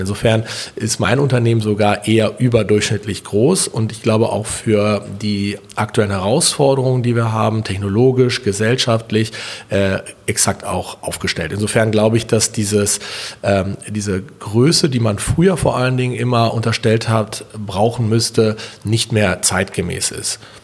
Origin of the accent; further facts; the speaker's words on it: Berlin, Germany; ich bin hier geboren und groß geworden und ich empfinde eine sehr enge Beziehung zu meiner Stadt